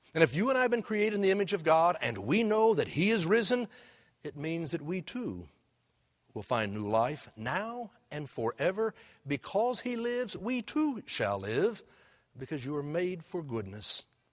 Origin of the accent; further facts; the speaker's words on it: Houston, Texas, United States; when I was a kid growing up in Houston